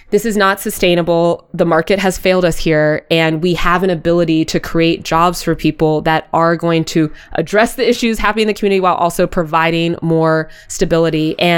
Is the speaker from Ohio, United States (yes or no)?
yes; Columbus, Ohio, United States; up on the east side near James Road.